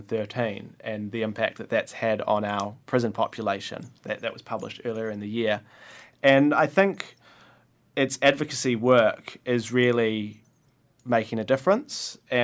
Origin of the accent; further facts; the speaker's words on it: Waiheke, Auckland, New Zealand; also born or lived in Dunedin, New Zealand; now in Wellington, New Zealand; I grew up on Waiheke in Auckland, and then I went down to Dunedin and studied law and history, and moved up to Wellington about a year and a half ago and started working here.